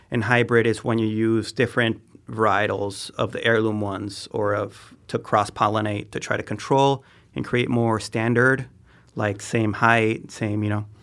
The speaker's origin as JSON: {"language": "English", "region": "Oaxaca", "country": "Mexico", "tie": "born or raised there", "moved": "as an adult", "said": "I grew up in Oaxaca. I was there 18 years."}